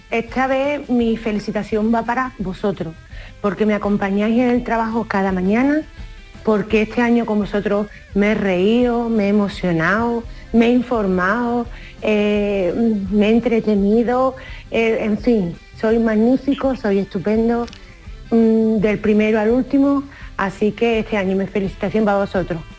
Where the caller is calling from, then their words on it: Bollullos de la Mitación, Andalusia, Spain; Buenos días. … de Bolullo.